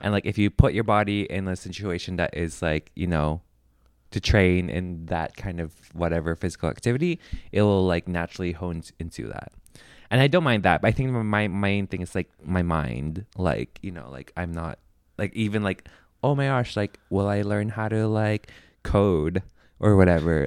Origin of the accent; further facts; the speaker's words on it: Philippines; I'm Filipino